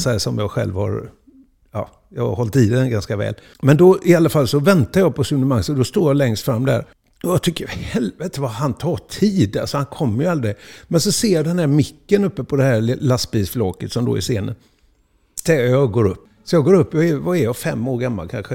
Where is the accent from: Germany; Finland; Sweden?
Sweden; Gothenburg, Västra Götaland; uppväxten är Huxbo och eh, allt, allt vad man blir är egentligen Huxbo.